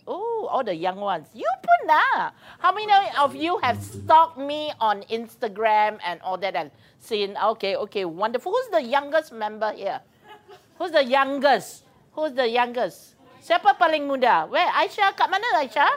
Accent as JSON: {"language": "English", "region": "Penang", "country": "Malaysia", "said": "I'm from Penang"}